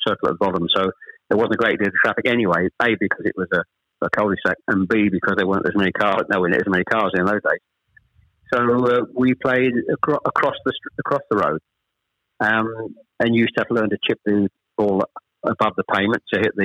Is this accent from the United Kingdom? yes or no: yes; Chelmsford, East of England, United Kingdom; also born or lived in Ashton-under-Lyne, Greater Manchester; We actually moved south from Manchester. I was born in Ashton-under-Lyne. We actually moved south to Chelmsford when I was probably, I was the eldest of three, when I was probably about seven or eight